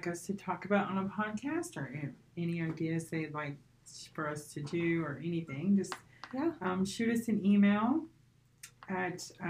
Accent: Minnesota, United States; now in Montrose, United States; I'm originally from Minnesota

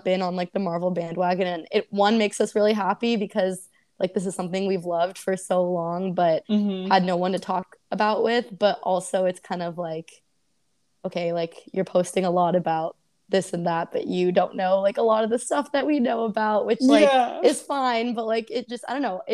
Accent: Oakland, California, United States; I grew up in Oakland

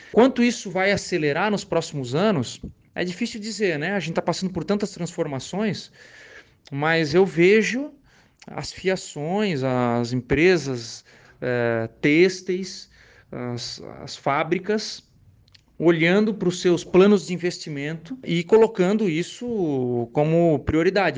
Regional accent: Brazil

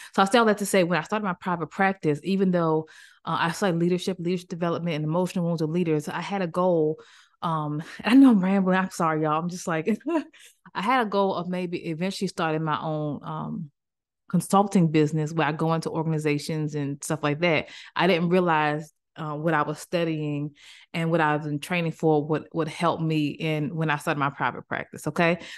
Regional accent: Maryland, United States; moved away; also born or lived in Greensboro, North Carolina / Cary, North Carolina; I'm from Maryland

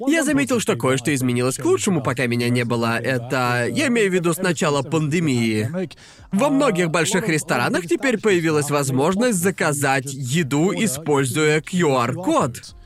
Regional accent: Brighton, South East England, United Kingdom; moved away; я уже давно не был в родном городе

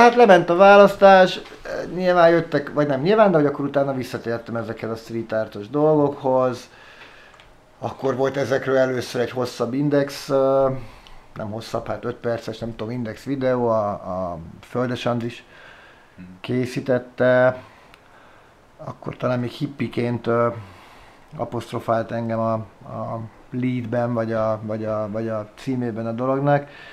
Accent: Budapest, Hungary; also born or lived in Szeged, Hungary; én budapesti vagyok, csak lementem egyetemre, ott Tíz éves szerencsétlenkedtem Szegeden

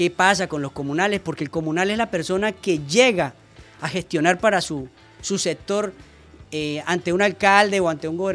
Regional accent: Ocaña, Norte de Santander, Colombia; soy de la provincia de Ocaña, soy natural de Ocaña, con arraigo en el municipio de Convención, de mi familia

